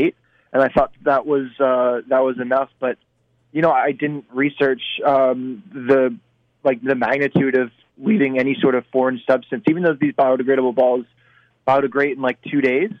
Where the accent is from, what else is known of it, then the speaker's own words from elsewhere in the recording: East Coast, United States; I'm from the East Coast as well.